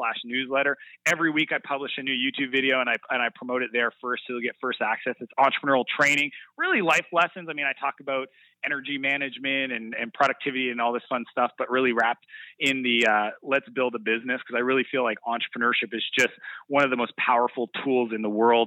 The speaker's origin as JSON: {"language": "English", "country": "Canada", "said": "I'm very proud to be Canadian"}